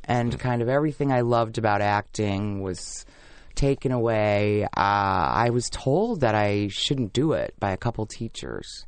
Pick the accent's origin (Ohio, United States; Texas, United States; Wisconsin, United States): Wisconsin, United States; Milwaukee; moved away as an adult; also born or lived in New York City; I was from Milwaukee